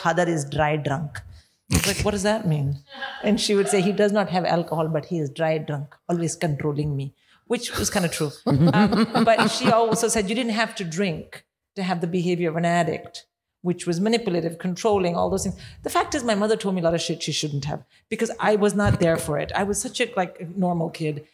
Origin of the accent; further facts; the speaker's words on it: South India, India; moved away; when we were growing up in India